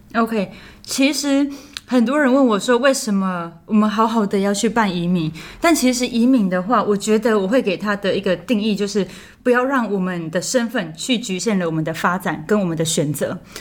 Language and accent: Chinese; Taiwan; 我们台湾人单单拿一本台湾护照